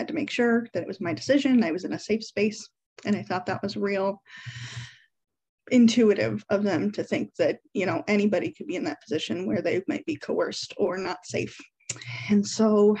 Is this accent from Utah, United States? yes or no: no; Davenport, Iowa, United States; I'm from the Iowa side of the Quad Cities, Davenport specifically